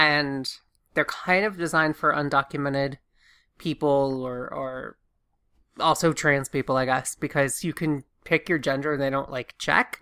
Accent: Augusta, Georgia, United States; moved away; I'm from Augusta, Georgia

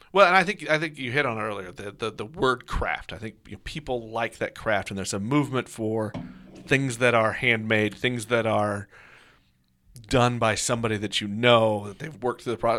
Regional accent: Kansas City, Missouri, United States; I'm a kid of Kansas City. I grew up in Kansas City area

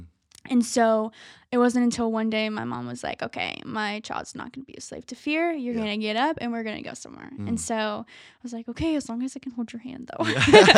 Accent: Tampa, Florida, United States; Tampa, Florida.

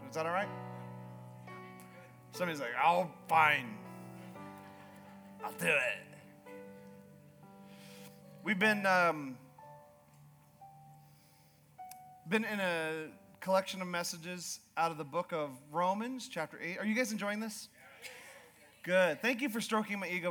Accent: Alaska, United States; moved away as an adult; also born or lived in Yukon, Canada; I was raised in Alaska, and I grew up Alaska and the Yukon

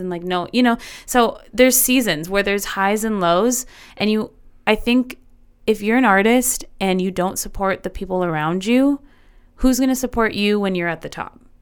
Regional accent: El Paso, Texas, United States; here in my hometown

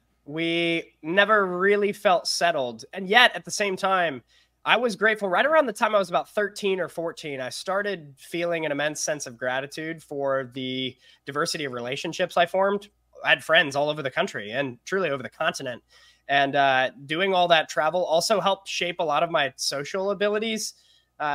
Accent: Kentucky, United States; born there; also born or lived in Toronto, Canada / California; I was actually born in Kentucky. And you'll like this, a portion of my upbringing was in Toronto, Canada. So while I've lived in California the longest, I'm from a lot of different places.

